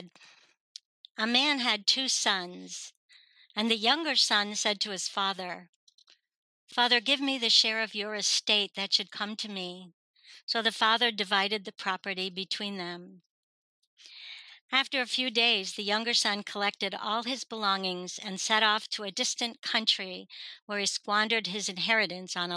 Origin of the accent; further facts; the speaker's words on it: North Fork of Long Island, New York, United States; also born or lived in Richmond, Virginia; now in Virginia, United States; I'm originally from Long Island, New York, but the very, very tip of the North Fork of Long Island, which was all farmland and tourist stuff because it's all water